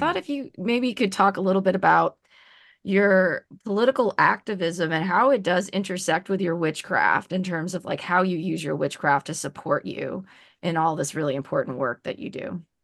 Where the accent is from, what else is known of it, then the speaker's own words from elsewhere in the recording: New Orleans, Louisiana, United States; moved away as an adult; now in Oregon, United States; being white, but growing up in New Orleans